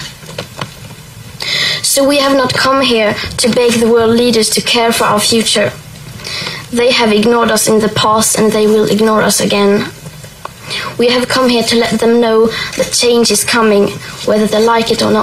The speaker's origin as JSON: {"language": "English", "country": "Sweden", "said": "I am 15 years old and I'm from Sweden."}